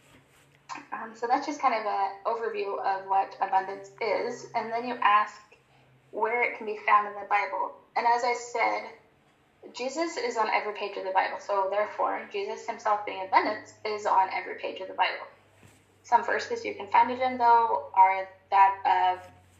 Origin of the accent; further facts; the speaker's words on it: Montana, United States; accent: American; I have an American accent. I am from Montana